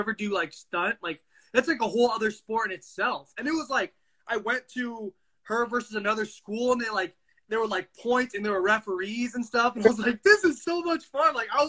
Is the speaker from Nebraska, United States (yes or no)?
no; Dallas, Texas, United States; born there; I was born in Dallas, so I remember how it was with football there.